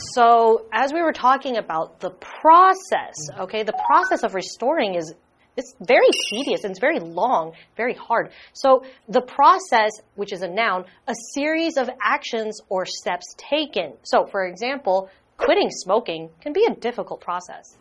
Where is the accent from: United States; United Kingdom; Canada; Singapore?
Singapore; I come from Singapore